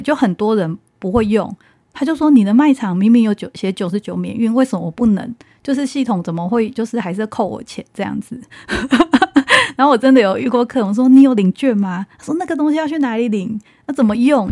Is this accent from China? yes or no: no; Taiwan; 我们台湾人